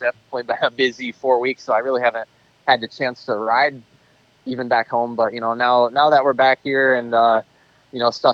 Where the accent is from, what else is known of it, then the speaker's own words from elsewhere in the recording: Michigan, United States; being from Michigan, I'm so used to riding sand and, loamy tracks